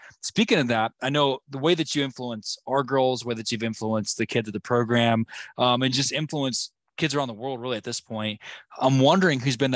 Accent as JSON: {"language": "English", "town": "Norman", "region": "Oklahoma", "country": "United States", "said": "we're from Norman"}